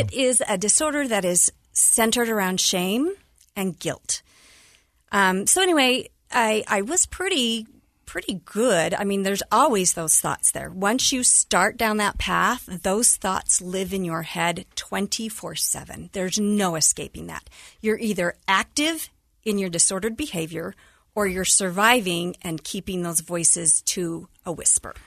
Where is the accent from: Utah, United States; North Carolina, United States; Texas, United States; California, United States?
Utah, United States; Cottonwood Heights; also born or lived in Kearns, Utah; growing up in Cottonwood Heights, then we had to move to Kearns.